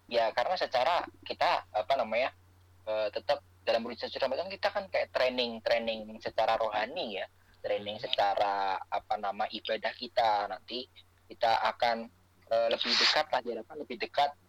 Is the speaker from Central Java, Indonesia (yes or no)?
yes; Semarang, Central Java, Indonesia; now in Jakarta, Indonesia; ada bahwa gue tuh orang Semarang yang masih kesasar di Jakarta nggak bisa balik